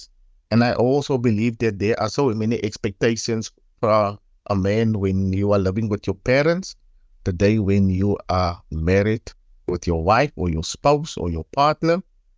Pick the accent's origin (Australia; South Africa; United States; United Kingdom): South Africa; Paarl, Western Cape; I am from Paul, area called Lantana.